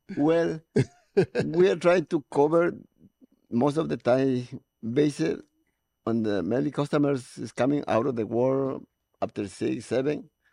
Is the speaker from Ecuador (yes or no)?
yes; Ecuador; now in Los Angeles, United States; I am from Ecuador, South America